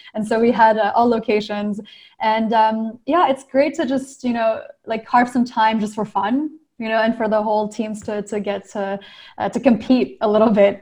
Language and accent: English; Maryland, United States; also born or lived in New Caledonia / Montreal; I grew up in Maryland